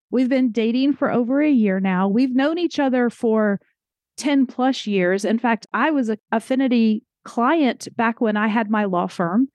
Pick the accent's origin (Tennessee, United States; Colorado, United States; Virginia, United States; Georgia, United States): Georgia, United States; Atlanta; I'm from Atlanta